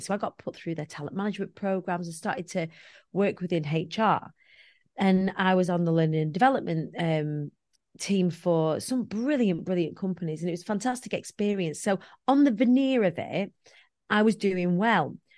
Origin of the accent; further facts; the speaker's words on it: Preston, North West England, United Kingdom; I come from the Council of States of Preston